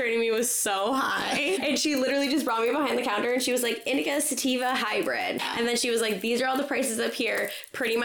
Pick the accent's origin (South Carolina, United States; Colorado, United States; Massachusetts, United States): Massachusetts, United States; West Barnstable; now in California, United States; I'm originally from Cape Cod, Massachusetts, a little town called West Barnstable